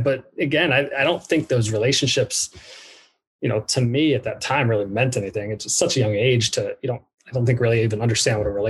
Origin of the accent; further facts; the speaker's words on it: New York, United States; born there; also born or lived in Dallas, United States / Orange County, United States; I was born in New York, uh, and then I went to Dallas, Texas, and then I went to Orange County, California. Pretty much two years in each place, uh, and then second grade we relocated back east.